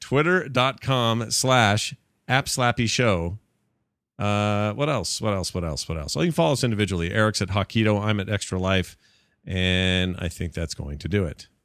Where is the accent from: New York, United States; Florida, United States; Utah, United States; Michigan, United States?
Utah, United States; Sandy; That's where I grew up, too